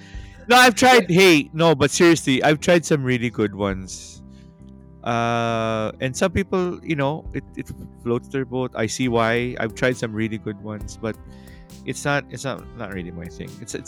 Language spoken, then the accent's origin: English; Manila, Metro Manila, Philippines; growing up in Manila